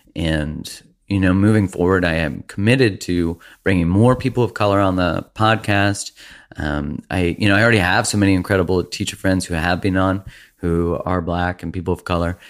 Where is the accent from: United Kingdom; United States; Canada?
Canada; being a Canadian